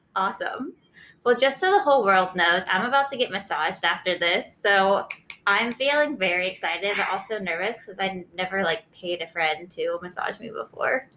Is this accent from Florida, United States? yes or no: yes; Florida, United States; moved away; I'm from Florida, so not quite as exciting, but very hot.